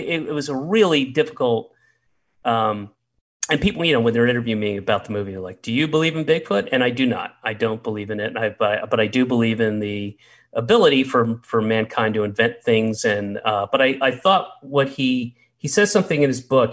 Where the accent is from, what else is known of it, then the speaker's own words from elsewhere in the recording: the South, United States; moved away; I grew up in the South